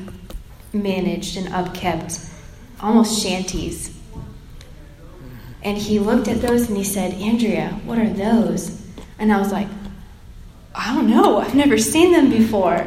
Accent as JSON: {"language": "English", "town": "Plant City", "region": "Florida", "country": "United States", "tie": "born or raised there", "moved": "as an adult", "lives_now": "Nashville, United States", "said": "I grew up in Plant City, Florida"}